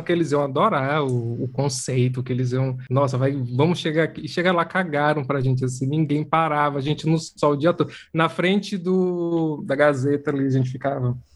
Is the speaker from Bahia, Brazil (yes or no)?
yes; Serrinha, Bahia, Brazil; moved away as an adult; now in São Paulo, Brazil; sou da Serrinha, interior da Bahia.